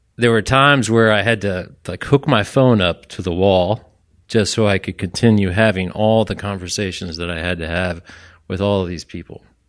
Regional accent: Orlando, Florida, United States; I was from Orlando

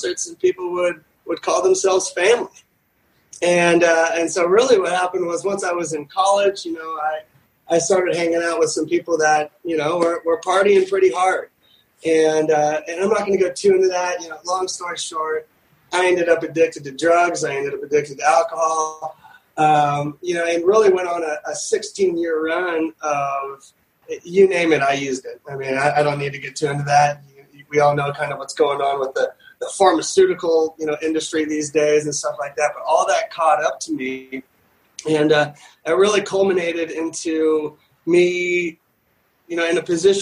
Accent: Newport Beach, California, United States; growing up in Newport Beach and Orange County

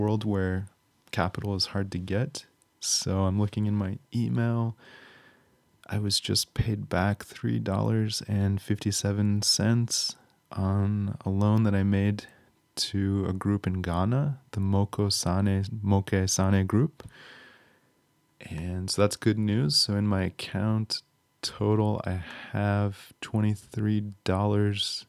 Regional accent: just outside Chicago, Illinois, United States; I grew up just outside Chicago.

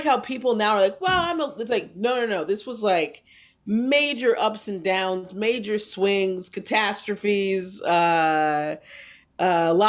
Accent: New Jersey, United States; born or raised there

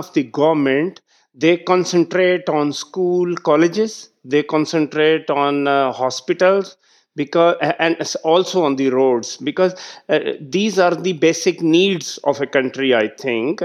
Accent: Pakistan; I was the district head of my hometown

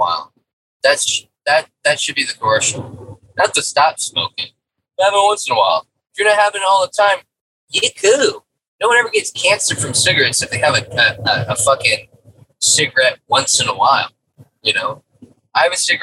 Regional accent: United States

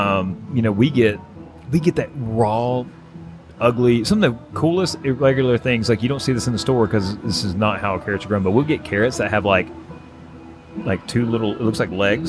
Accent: the South, United States; accent: Southern; I was made fun of so bad for my Southern accent.

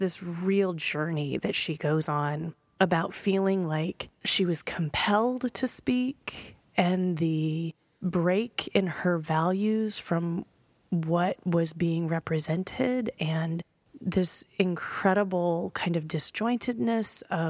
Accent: Tennessee, United States; I'm from Tennessee.

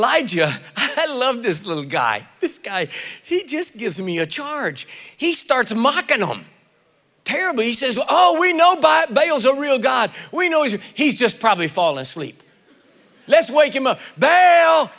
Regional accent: East Texas, United States; I was born in the Republic of Texas

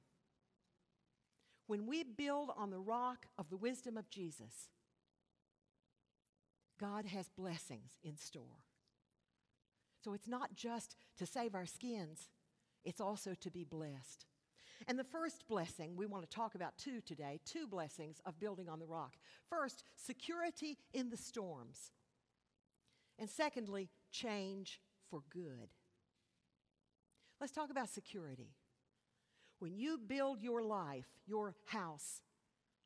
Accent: West Virginia, United States; I'm from West Virginia

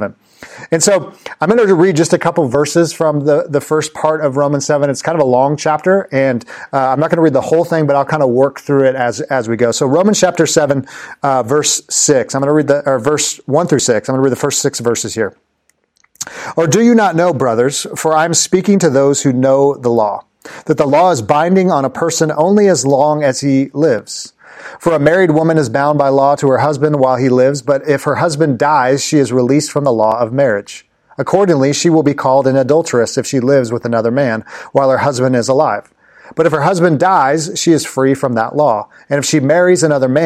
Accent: Los Angeles, California, United States; I used to go to Los Angeles Clippers games when I grew up in Los Angeles with my dad.

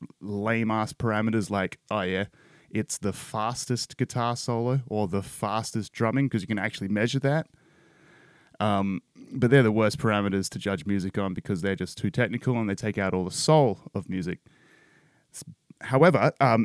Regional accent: Perth, Western Australia, Australia; a late 80s, 90s kid sort of growing up in Perth, Australia

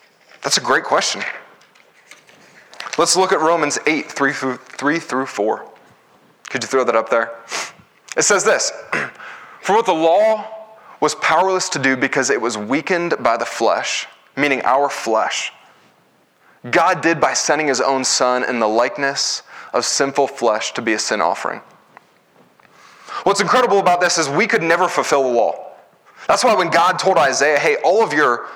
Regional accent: United States; as Americans, we value our individual freedom.

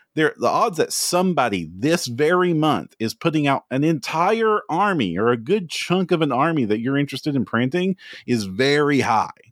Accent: Kentucky, United States; if you can tell from the accent, I'm from Kentucky

